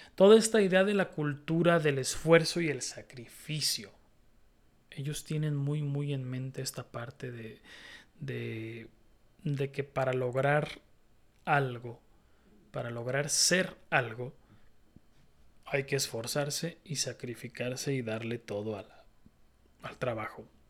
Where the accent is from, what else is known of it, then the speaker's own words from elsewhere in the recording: Mexico; yo soy muy mexicano, muy mexicanote